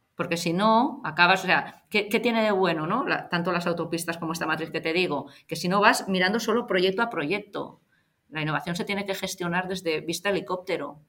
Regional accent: Barcelona, Catalonia, Spain; eso soy de Gracia

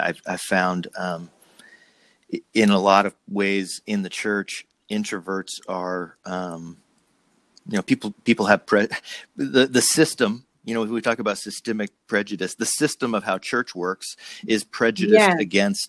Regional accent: New Jersey, United States; now in California, United States; when I moved to California from New Jersey, I was trying to get rid of my accent.

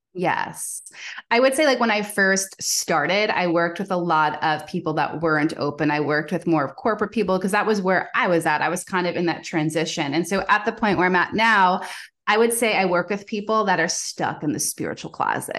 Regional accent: Long Island, New York, United States; I'm originally from New York. So I have that like hustle culture ingrained in me

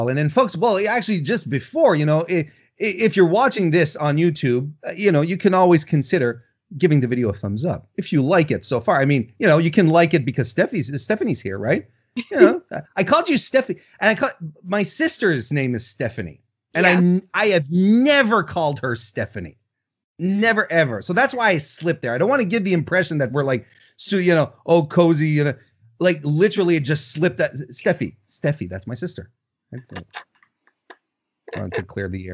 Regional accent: Canada; I'm Canadian

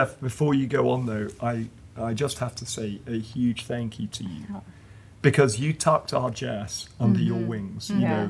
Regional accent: England, United Kingdom; now in United States; … and I being English, living in America

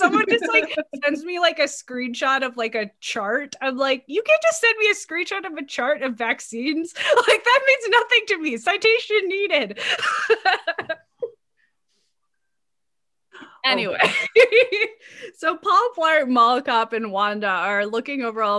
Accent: Dallas, Texas, United States; I grew up in West Dallas

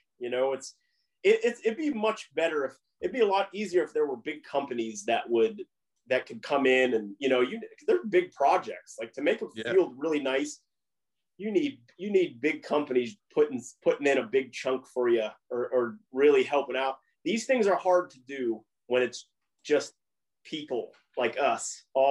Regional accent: Aliquippa, Pennsylvania, United States; People that I grew up with in Aliquippa

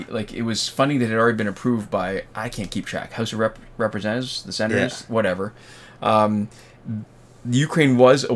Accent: Canada; We are Canadian

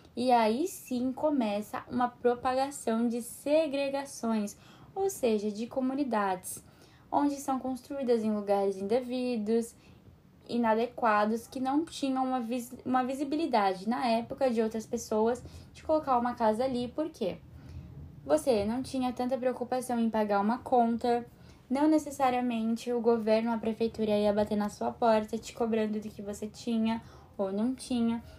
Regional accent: Brazil

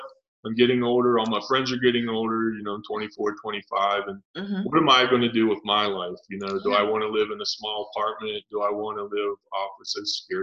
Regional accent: Cumberland, Maryland, United States; From Cumberland, Maryland

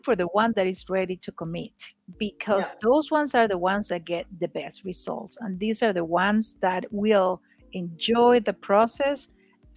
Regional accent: Venezuela; English is a second language; moved away as an adult; now in United States; I am from Venezuela

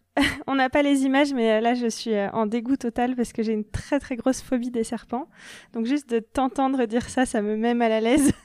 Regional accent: France; en tant que Français

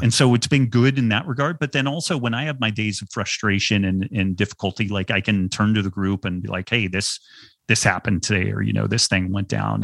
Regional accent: United States; I was born white male in America at the end of the twentieth century

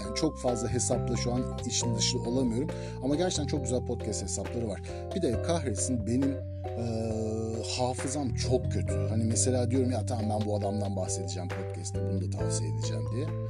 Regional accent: Turkey; first language Turkish; moved away; Ben bir Türk'üm.

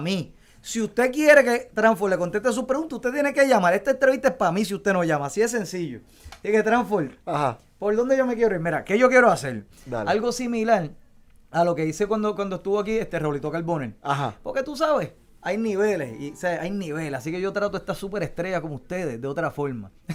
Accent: Puerto Rico; descríbenos a nosotros ah, como puertorriqueños

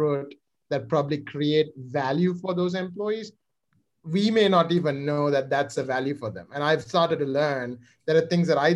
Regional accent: Sri Lanka; now in United States; I am originally from Sri Lanka.

